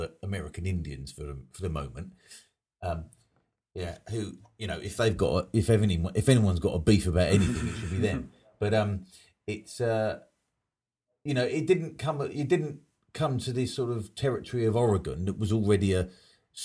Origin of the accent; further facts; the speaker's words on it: England, United Kingdom; I believe myself to be more British than I am English, and certainly more British than I am European